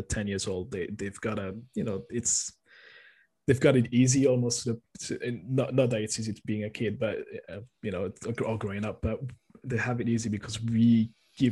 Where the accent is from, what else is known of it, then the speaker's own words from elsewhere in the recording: France; I'm born and raised in France